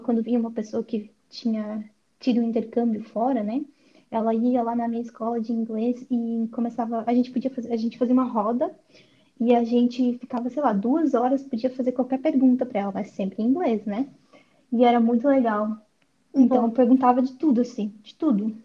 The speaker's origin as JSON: {"language": "Portuguese", "town": "Florianópolis", "region": "Santa Catarina", "country": "Brazil", "tie": "born or raised there", "also_born_or_lived": "Seattle area, United States / California, United States", "moved": "as an adult", "lives_now": "Belgium", "said": "eu nasci em Florianópolis, né, em Santa Catarina, mas atualmente eu moro na Bélgica como au pair."}